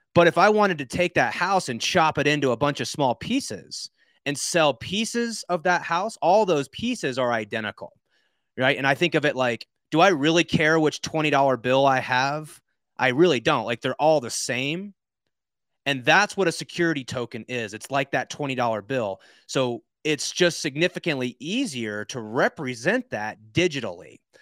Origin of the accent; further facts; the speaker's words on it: Georgia, United States; I'm from Georgia